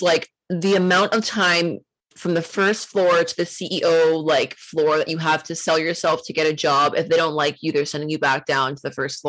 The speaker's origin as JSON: {"language": "English", "town": "Toronto", "region": "Ontario", "country": "Canada", "tie": "born or raised there", "said": "Me in Toronto."}